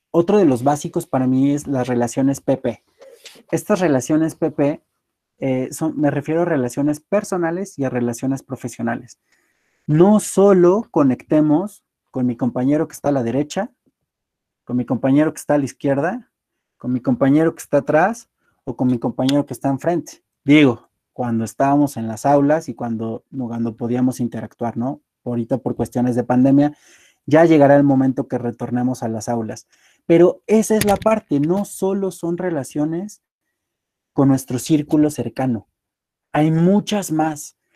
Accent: Apizaco, Tlaxcala, Mexico; also born or lived in Puebla; Yo soy originario de Apizaco y me encanta. Viví muchos años en Apisaco, estudié en la ciudad de Puebla y posteriormente por mis actividades laborales he estado viviendo eh, en más de siete estados de la República.

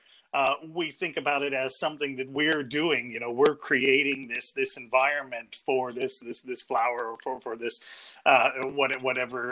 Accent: downstate Illinois, United States; moved away as an adult; also born or lived in Liverpool, United Kingdom / New York, United States / Cambridge, United Kingdom / Manchester, United Kingdom; now in Belfast, United Kingdom; I come from what's sometimes called flyover country between the two coasts, so from downstate Illinois

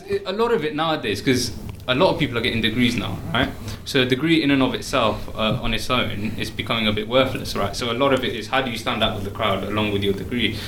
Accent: Oxford, South East England, United Kingdom; I'm from Oxford

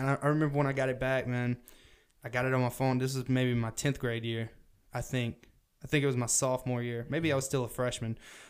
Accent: the South, United States; accent: southern; my parents, they listen to country and shit, and that's where my accent comes from.

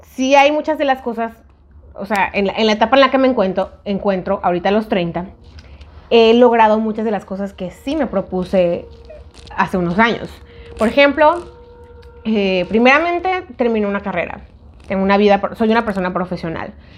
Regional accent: Mexico; moved away; en México, que íbamos a la universidad

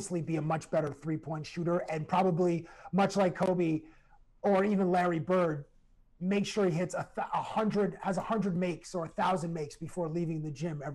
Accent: Toronto, Ontario, Canada; I'm from Toronto

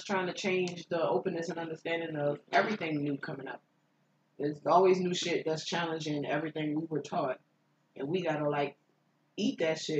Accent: New Orleans, Louisiana, United States; Period. And we from New Orleans.

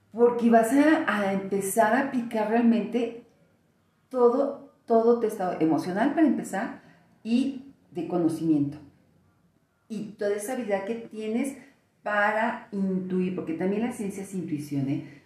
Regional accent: Mexico; como mexicanas

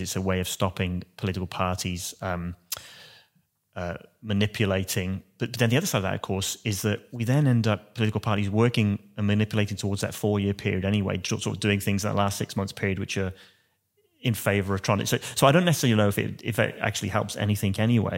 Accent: Wales, United Kingdom; now in Australia; being a Welshman

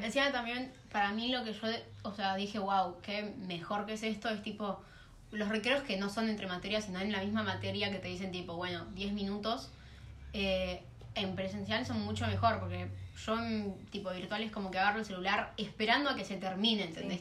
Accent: southern zone of Greater Buenos Aires, Buenos Aires Province, Argentina

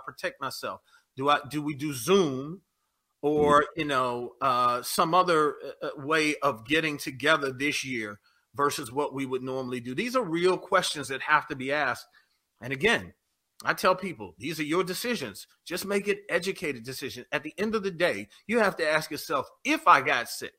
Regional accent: Detroit, Michigan, United States; I was born in Detroit

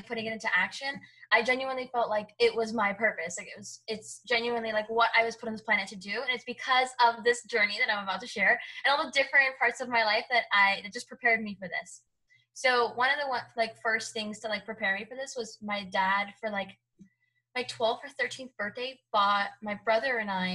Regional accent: Hialeah, Florida, United States; Cuban. And I grew up in Miami. So Hialeah, Florida

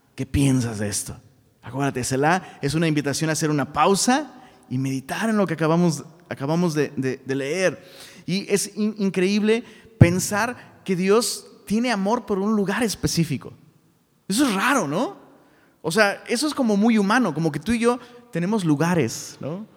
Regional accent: Taxco, Guerrero, Mexico; moved away; allá en Tasco Guerrero, de donde soy originario, Tasco, un pueblito

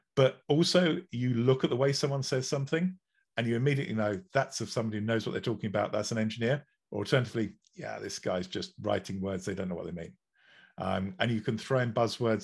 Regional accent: England, United Kingdom; I'm English

